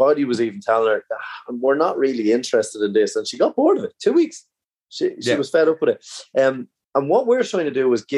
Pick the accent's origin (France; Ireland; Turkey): Ireland; as Irish people